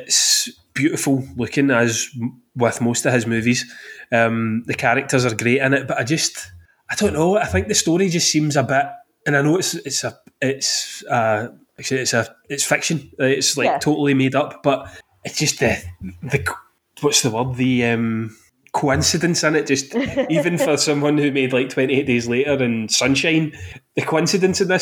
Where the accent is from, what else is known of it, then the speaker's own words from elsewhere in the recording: Glasgow, Scotland, United Kingdom; I'm from Glasgow.